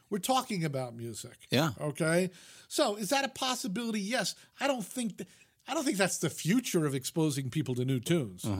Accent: New York, United States; I grew up in the New York media market, so we had three network television stations and three independents.

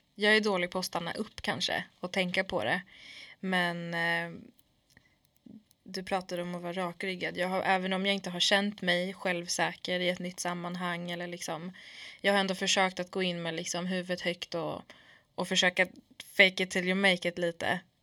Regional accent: Sweden; jag är från förorten, jag är kurd i grunden

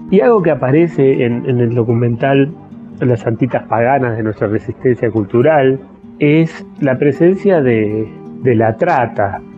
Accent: Argentina; nuestra Argentina

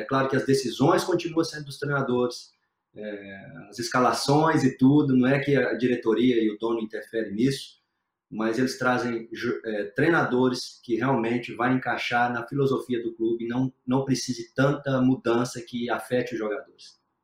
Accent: Brazil; moved away as an adult; now in England; eu sou brasileiro, 100% brasileiro

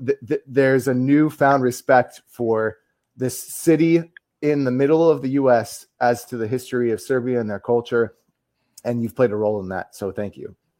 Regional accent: United States; as the American here

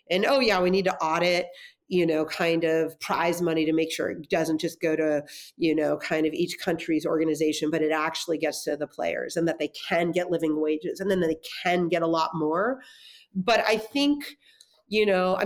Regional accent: Los Angeles, California, United States; also born or lived in Durham, North Carolina; I grew up in the San Fernando Valley

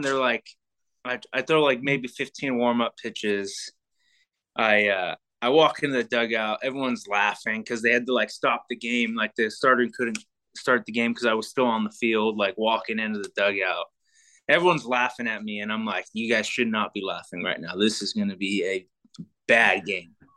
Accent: Sacramento, California, United States; I'm from Sacramento

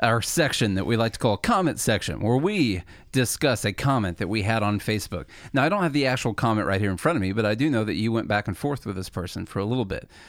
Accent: Illinois, United States; moved away as an adult; now in Nashville, United States; we came from Illinois. The, Charlie and I both did. We went to school together in Illinois

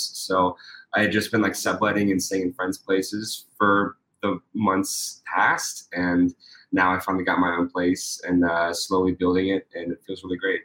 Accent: Pittsburgh, Pennsylvania, United States; I'm from Pittsburgh, Pennsylvania.

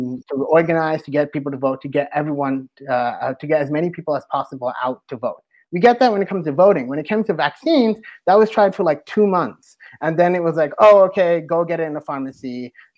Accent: Toronto, Ontario, Canada; now in United States; I am originally from Toronto, like a long time ago, I used to live there.

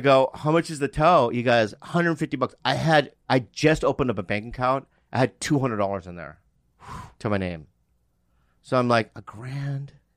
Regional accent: Poway, California, United States; I'm from San Diego. The Poway is in San Diego

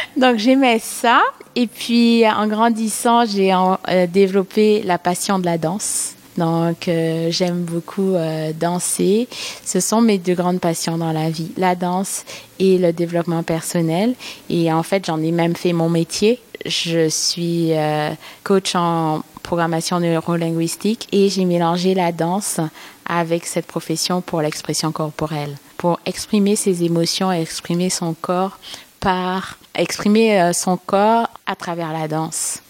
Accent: Martinique; moved away as an adult; now in Montreal, Canada; Parce que j'ai immigré au Québec il y a sept ans. Et j'adore mon pays. je viens de la Martinique

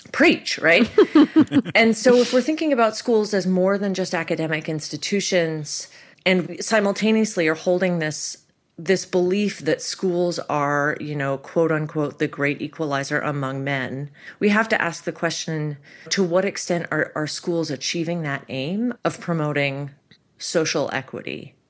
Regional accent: Toronto, Ontario, Canada; moved away as an adult; now in United States; I grew up in Toronto

